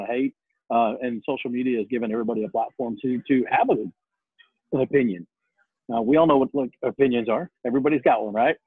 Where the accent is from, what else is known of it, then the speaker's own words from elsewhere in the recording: Mesa, Arizona, United States; moved away; I grew up in uh, Mesa. I actually went to Mesa High School